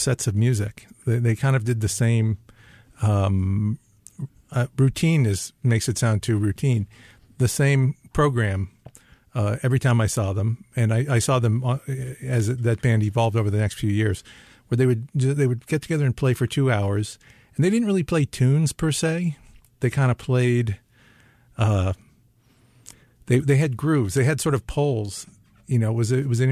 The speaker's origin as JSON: {"language": "English", "region": "the New York area", "country": "United States", "said": "I'm from the New York area."}